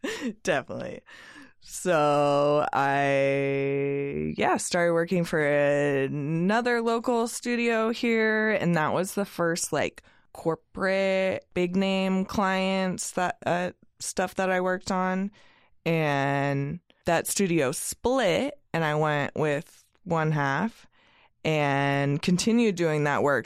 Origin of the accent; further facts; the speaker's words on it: Eugene, Oregon, United States; I come from Eugene, the home of Ninkasi and Oakshire